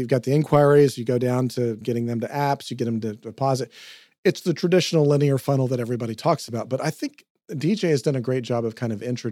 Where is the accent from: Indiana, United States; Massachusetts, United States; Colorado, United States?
Indiana, United States; Anderson; my hometown of Anderson, Indiana